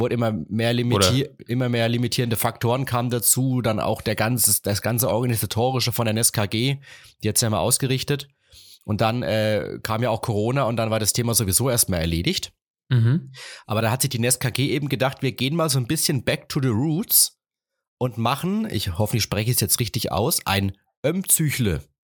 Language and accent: German; Rhön-Grabfeld, Bavaria, Germany; also born or lived in Martinroda / Ilmenau; bei uns in Rögrabfeld